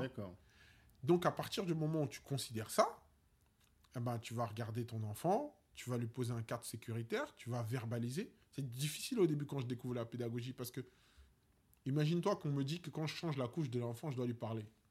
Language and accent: French; Paris, Île-de-France, France; on est des Parisiens